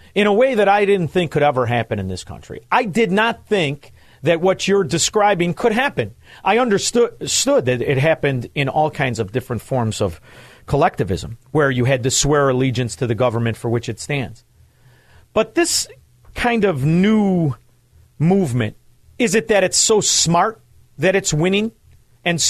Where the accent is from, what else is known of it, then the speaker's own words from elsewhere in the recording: Chicago, Illinois, United States; I went to high school growing up in Chicagoland